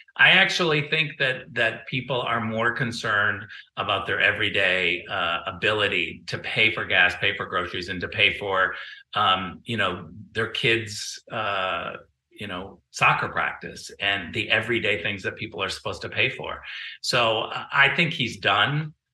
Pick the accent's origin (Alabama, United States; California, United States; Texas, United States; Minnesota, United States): California, United States; as a Californian